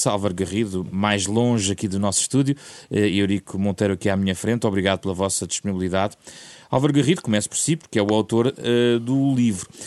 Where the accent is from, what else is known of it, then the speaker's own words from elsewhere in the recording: Portugal; como somos portugueses e a forma como olhamos o mar, historicamente?